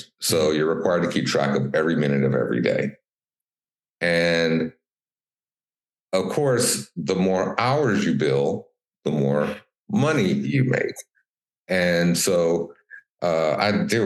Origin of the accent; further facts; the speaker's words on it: Detroit, Michigan, United States; I'm originally from Detroit